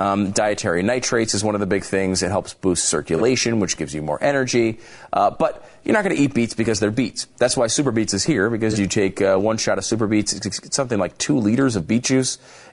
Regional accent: Canada; other than being just a Canadian sports celebrity in general.

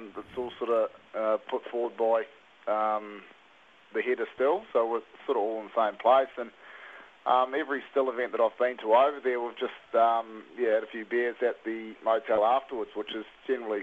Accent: Taranaki, New Zealand; now in King Country, New Zealand; I grew up in Taranaki, but I'm based 45 minutes out of Tamanui in the King Country

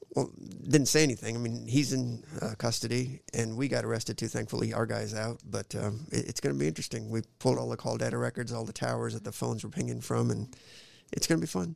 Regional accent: Oskaloosa, Iowa, United States; also born or lived in India; I grew up in Iowa, man. We moved from in, India. We moved straight to Oskaloosa, Iowa

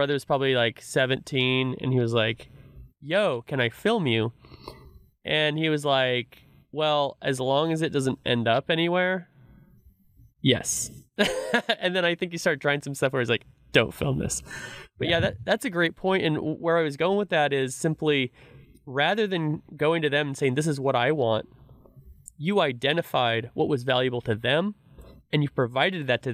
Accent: Reedley, California, United States; I grew up in Reedley, California, which is like 30 minutes outside of Fresno

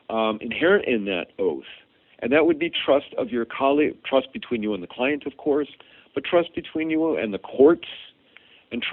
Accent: Boston, Massachusetts, United States; found out that I was from Boston and had this background

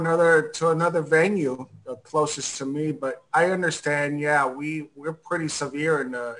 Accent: Miami, Florida, United States; I'm born and raised in Miami.

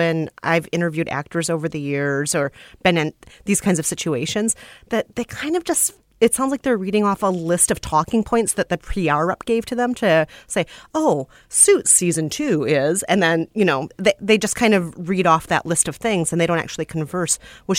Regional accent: United States; as an American woman of color

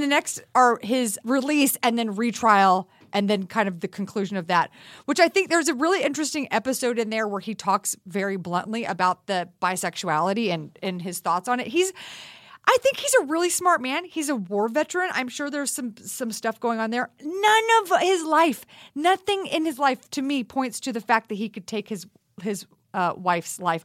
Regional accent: Texas, United States; I grew up in Texas

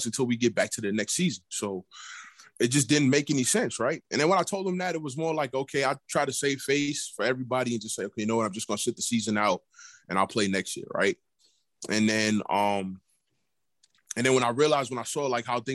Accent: New York City, New York, United States; I'm from New York City

